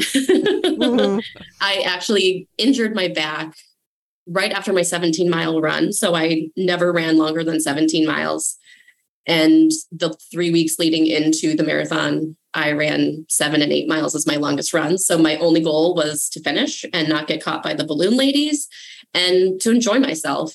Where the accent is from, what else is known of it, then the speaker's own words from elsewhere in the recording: Minnesota, United States; I'm Minnesotan